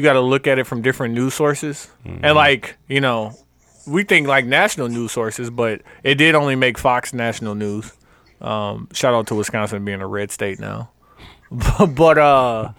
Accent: Côte d’Ivoire; Like Africa. Like what? Like no. I'm from Ivory Coast.

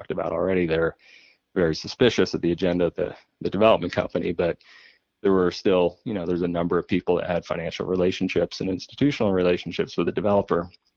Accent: East Coast, United States; now in Lake Tahoe, United States; I grew up on the East Coast

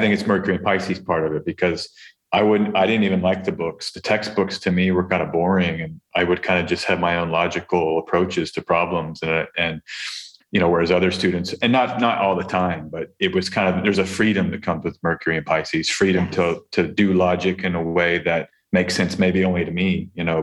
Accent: Texas, United States; now in Albania; I'm from Texas. I'm a Texan astrologer

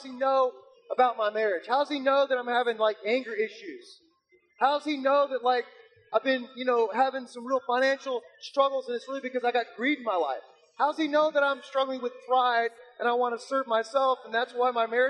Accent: South Florida, United States; I'm from South Florida

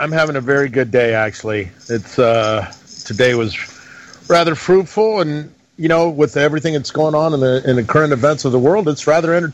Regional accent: Greece; born there; moved away; I was born in Greece, and we came over here. My dad and I came over here under the junta.

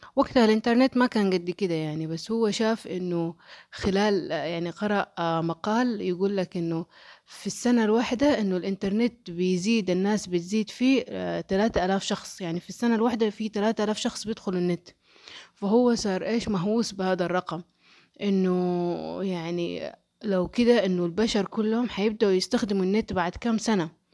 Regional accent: Saudi Arabia; عندنا في السعودية

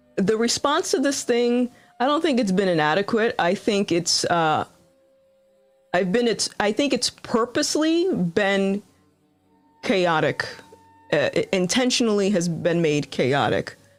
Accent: Rhode Island, United States; I'm from Rhode Island

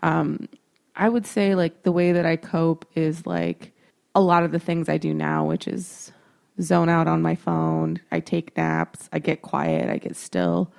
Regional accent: Texas, United States; I'm a woman, I'm from Texas

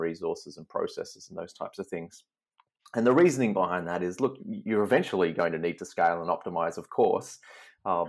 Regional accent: Melbourne, Victoria, Australia; moved away; also born or lived in Seattle; But I'm from Melbourne originally.

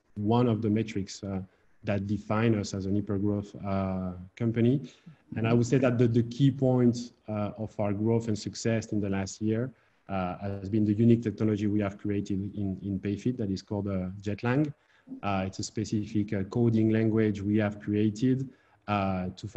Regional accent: Amiens, Hauts-de-France, France; English is a second language; moved away as an adult; also born or lived in Reims, France / Netherlands / Madrid, Spain; I'm a native from France. Then I was born in the north of France, in Amiens

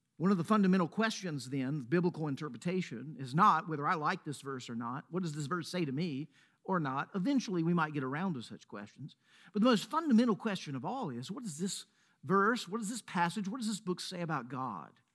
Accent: Laurel, Mississippi, United States; now in Middle Tennessee, United States; I say Mississippi. I might even go deeper. I might say Laurel, Mississippi

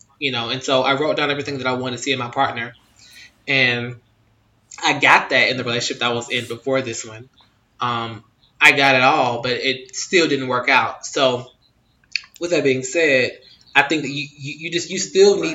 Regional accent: United States; I am American

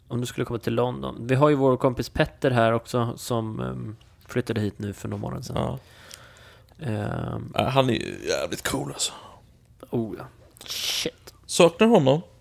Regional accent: Sweden; att vi är svenskar

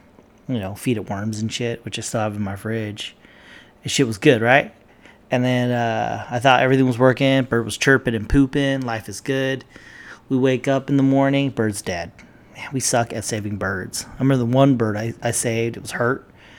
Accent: Philippines; Made chicken adobo because I'm Filipino.

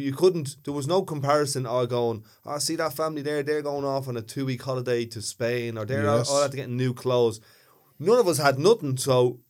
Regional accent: Ballymun, County Dublin, Ireland; So that's kind of, in a Dublin context, I'm a Northsider. I'm from Ballymun, so I'm definitely working class.

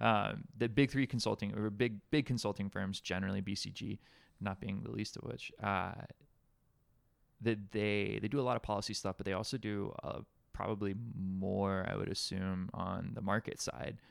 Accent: Alabama, United States; moved away as an adult; now in Hawaii, United States; growing up in Alabama

